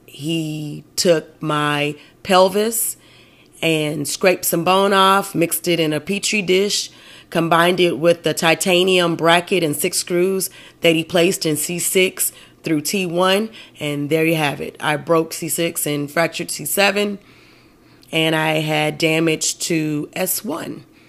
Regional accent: United States; I'm American

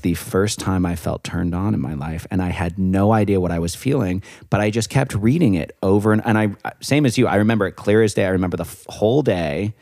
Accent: Santa Fe, New Mexico, United States; I'm from Santa Fe.

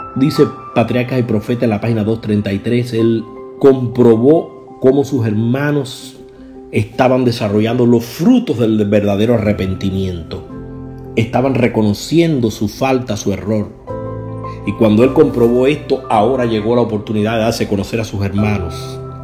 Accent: Jagüey Grande, Matanzas, Cuba; cuando yo me desarrollé y crié en los primeros años de mi juventud en la iglesia adventista, yo era el único joven en Hawái Grande, provincia de Matanza

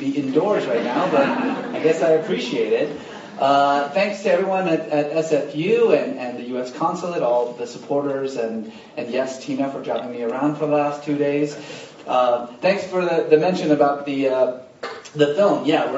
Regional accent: Iran; moved away; I was born in Iran

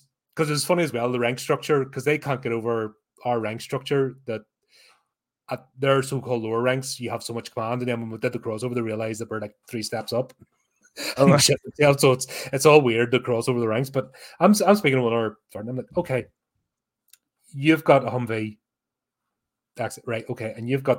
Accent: United Kingdom; But as a Brit, you have no choice.

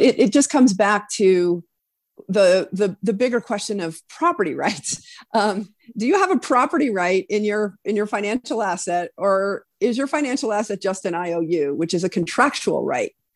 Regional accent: Wyoming, United States; moved away as an adult; also born or lived in East Coast; born and raised in Wyoming

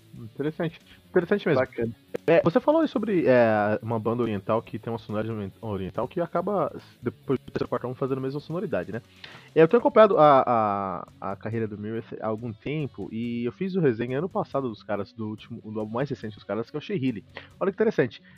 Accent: Osasco, São Paulo, Brazil; Mas eu e o Fernando, na real, que somos aqui da, da ZO, né, Fernando? Osasco

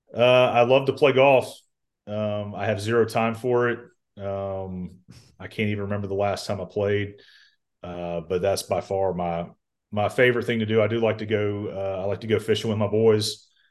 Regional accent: Columbus, Georgia, United States; also born or lived in Auburn, Alabama; I'm from Columbus, Georgia originally

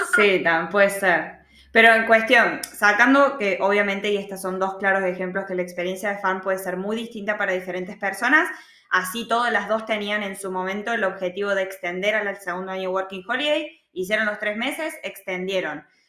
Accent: Argentina; moved away as an adult; now in Australia; yo ya me olvido las diferencias con Argentina

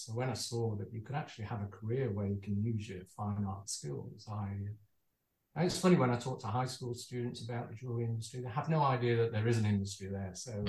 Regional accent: Manchester, North West England, United Kingdom; moved away as an adult; also born or lived in Birmingham; now in Perth, Australia; I'm from Manchester originally, so I grew up there, and my dad was a watchmaker

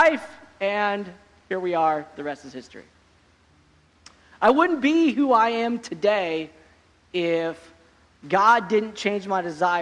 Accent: Oregon, United States; I grew up in Oregon

